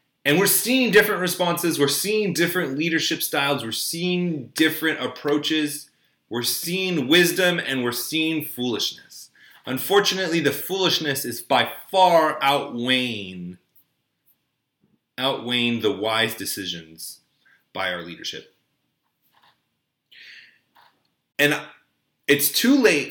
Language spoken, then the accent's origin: English; United States; I grew up in Orange County